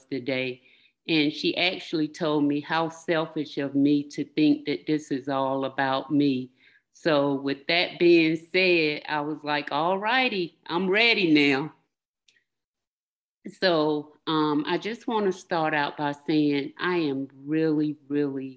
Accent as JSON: {"language": "English", "region": "North Carolina", "country": "United States", "tie": "born or raised there", "moved": "yes", "said": "I'm from North Carolina. I grew up in North Carolina"}